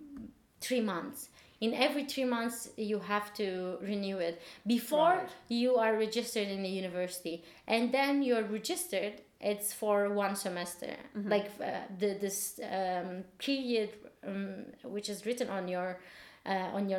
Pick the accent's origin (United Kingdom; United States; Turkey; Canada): Turkey; English is a second language; now in Berlin, Germany; I'm from Turkey